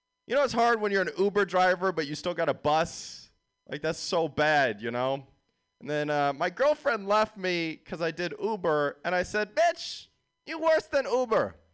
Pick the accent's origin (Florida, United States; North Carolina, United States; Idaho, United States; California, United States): California, United States; San Jose; I'm from San Jose. I did a year at USF. These are my stomping grounds.